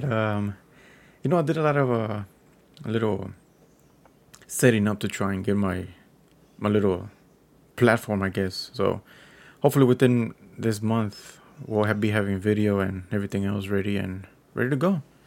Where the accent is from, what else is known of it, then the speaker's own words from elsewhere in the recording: Texas, United States; I'm a Texan